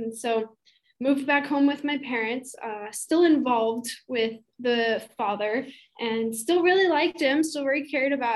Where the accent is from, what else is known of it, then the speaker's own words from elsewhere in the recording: Utah, United States; moved away as an adult; also born or lived in Idaho; now in Maricopa, United States; I currently live in a little town called Maricopa. It's in Arizona. I'm originally from Utah and went to school in Idaho.